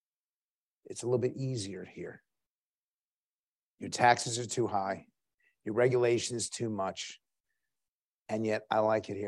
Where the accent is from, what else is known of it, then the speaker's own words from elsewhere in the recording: United States; being American